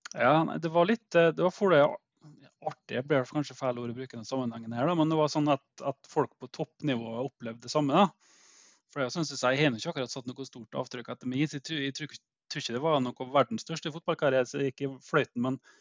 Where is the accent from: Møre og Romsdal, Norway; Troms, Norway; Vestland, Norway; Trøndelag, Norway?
Møre og Romsdal, Norway; Eide; now in Elnesvågen, Norway; jeg er født og oppvokst på Eide.